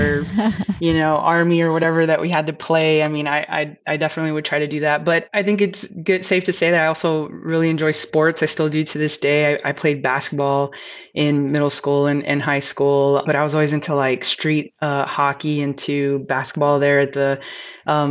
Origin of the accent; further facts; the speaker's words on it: El Paso, Texas, United States; I was born in El Paso, Texas, which is one of the bigger border towns that we have here in Texas